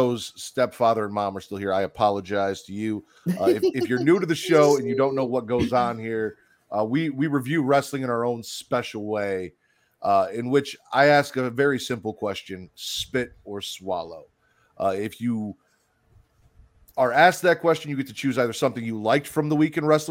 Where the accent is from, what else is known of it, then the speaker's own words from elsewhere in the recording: South Holland, Illinois, United States; also born or lived in Chicago / Hoffman Estates / Elgin; now in Lake Zurich, United States; I grew up in South Holland